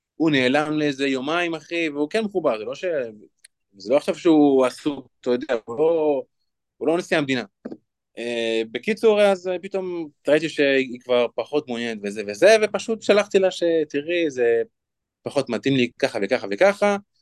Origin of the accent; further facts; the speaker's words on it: Lod, Central District, Israel; אני בן 28, מלוד. אני גדלתי בבית